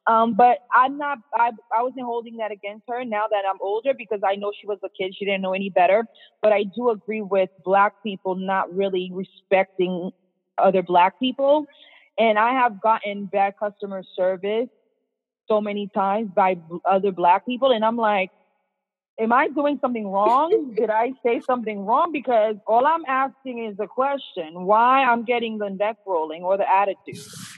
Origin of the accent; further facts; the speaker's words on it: Boston, Massachusetts, United States; also born or lived in Worcester; I mean, where I was raised in Boston. So literally, it was a city, where I went to school wasn't in Boston. It's called Worcester. So it was like the second biggest city in Massachusetts.